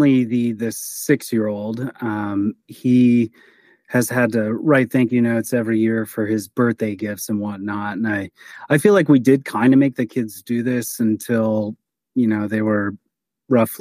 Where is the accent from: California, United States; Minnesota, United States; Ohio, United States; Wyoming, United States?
Ohio, United States; Lorain; also born or lived in Sandusky, Ohio / Toledo, Ohio / St. Louis, Missouri; My hometown is Lorain, Ohio.